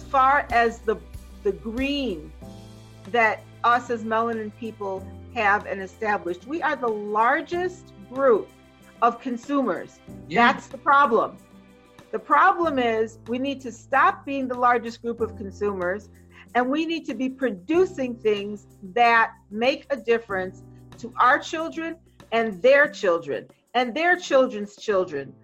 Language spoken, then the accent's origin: English; Jamaica; now in United States; in all my years of living in this country, because I'm Caribbean, I'm from Jamaica